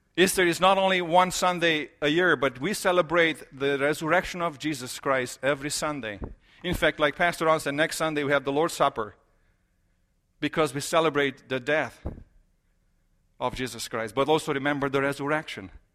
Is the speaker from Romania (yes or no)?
yes; Romania; moved away; I am from Romania